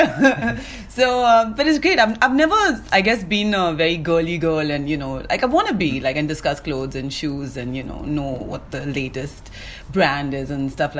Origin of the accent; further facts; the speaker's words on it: Chennai, Tamil Nadu, India; moved away as an adult; also born or lived in England; now in Mumbai, India; I was born and brought up in Chennai